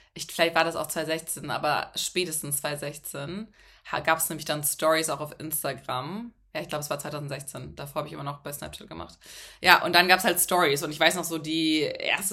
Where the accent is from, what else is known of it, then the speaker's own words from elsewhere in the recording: Hamburg, Germany; moved away as an adult; also born or lived in Munich; ich komme aus Hamburg, bin nach München gezogen für ein Praktikum